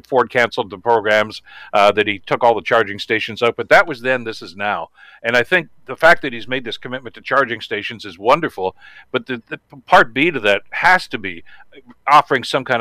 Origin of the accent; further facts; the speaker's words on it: Canada; I'm a Canadian through and through